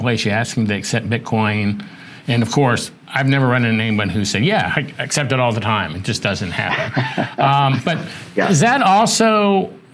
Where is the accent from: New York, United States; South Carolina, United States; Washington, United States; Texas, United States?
South Carolina, United States; Charleston; moved away; I'm from Charleston, South Carolina